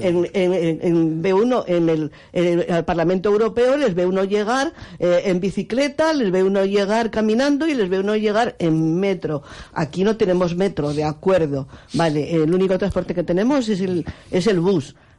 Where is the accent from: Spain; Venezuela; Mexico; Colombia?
Spain; Extremadura; now in Las Palmas, Spain; mi tierra